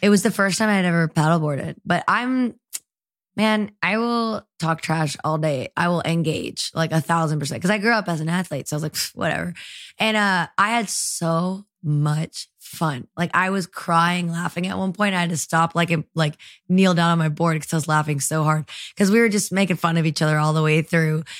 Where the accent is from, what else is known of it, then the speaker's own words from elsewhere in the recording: Marietta, Georgia, United States; also born or lived in El Salvador / San Salvador, El Salvador; now in Nashville, United States; I'm from Georgia. I grew up in Marietta